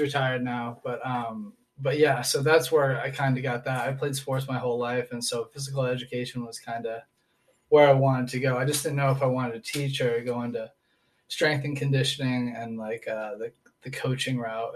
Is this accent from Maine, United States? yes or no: yes; Portland, Maine, United States; moved away as an adult; also born or lived in New Hampshire; now in Texas, United States; I was born in Portland, Maine. Okay. So right up there by Canada.